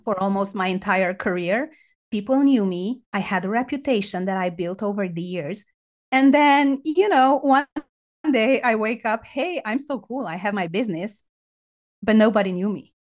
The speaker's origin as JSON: {"language": "English", "country": "Romania", "said": "I'm from Romania"}